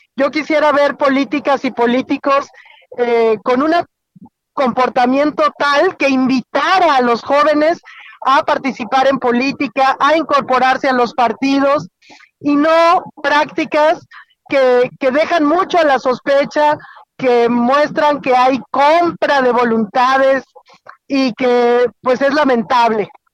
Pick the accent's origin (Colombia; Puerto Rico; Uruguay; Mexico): Mexico; Querétaro; moved away; voy camino a mi tierra, eh, voy en carretera hacia Querétaro